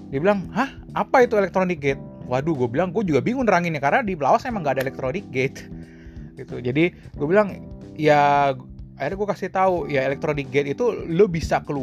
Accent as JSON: {"language": "Indonesian", "country": "Indonesia", "said": "tapi gue gue asli dari Indonesia"}